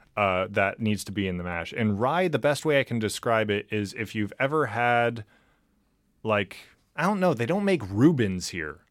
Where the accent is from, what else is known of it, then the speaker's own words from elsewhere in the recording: California, United States; moved away; I'm from California